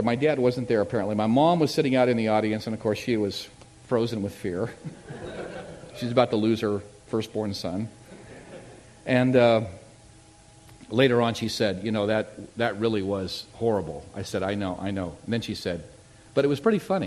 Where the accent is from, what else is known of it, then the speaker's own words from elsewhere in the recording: Tucson, Arizona, United States; moved away as an adult; also born or lived in Redwood City, California / Barrington, Rhode Island; I grew up in Tucson, Arizona.